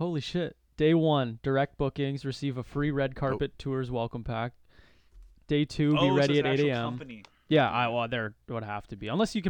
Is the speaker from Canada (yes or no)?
yes; Canada; they would know I was Canadian just from like after a day of talking to me.